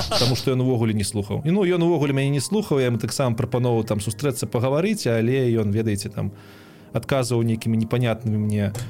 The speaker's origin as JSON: {"language": "Belarusian", "country": "Belarus", "also_born_or_lived": "Kyiv, Ukraine", "moved": "yes", "said": "мы ж беларусы"}